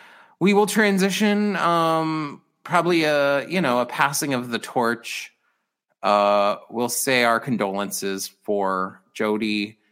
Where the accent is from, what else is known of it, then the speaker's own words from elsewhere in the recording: Mesa, Arizona, United States; I grew up in East Mesa, and I like a little more diversity. You know, where I grew up, there was not diversity